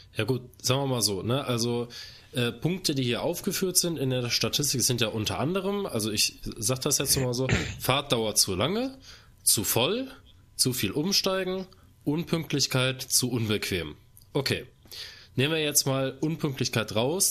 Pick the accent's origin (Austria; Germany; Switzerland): Germany; Cologne, North Rhine-Westphalia; bei uns in Köln